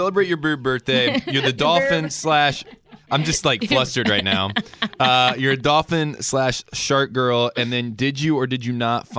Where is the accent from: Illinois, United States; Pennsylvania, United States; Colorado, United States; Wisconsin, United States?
Colorado, United States; Denver; I'm from Denver, and I'm out here on a little tour to promote my coffee company